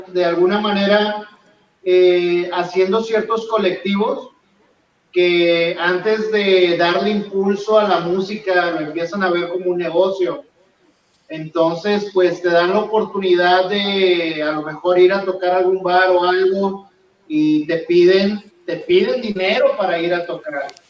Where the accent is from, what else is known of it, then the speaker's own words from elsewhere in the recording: Mexico; somos latinos, sobre todo mexicanos